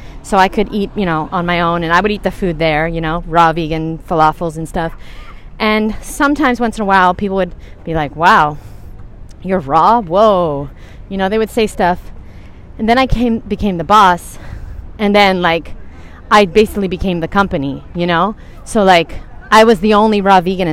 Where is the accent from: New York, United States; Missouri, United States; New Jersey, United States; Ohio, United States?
New York, United States; I'm from New York. We talk really fast